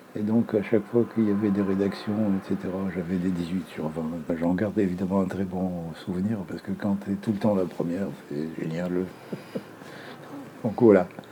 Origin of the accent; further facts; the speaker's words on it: Beirut, Beirut Governorate, Lebanon; now in France; Je suis né à Beyrouth, au Liban, en 1941